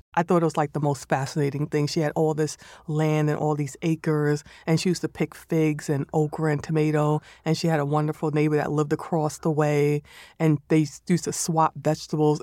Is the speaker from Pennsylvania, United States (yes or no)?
no; New York City, New York, United States; my recipe style is more or less growing up in the Bronx